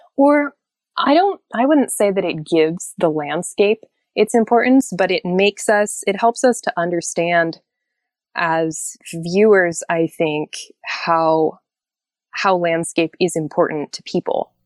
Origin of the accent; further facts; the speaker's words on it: Anchorage, Alaska, United States; also born or lived in Norway; not only did I grow up in Anchorage